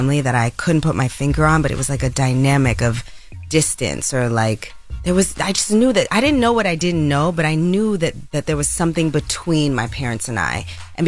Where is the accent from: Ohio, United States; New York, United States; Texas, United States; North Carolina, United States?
New York, United States; Bronx; Born and raised in the Bronx.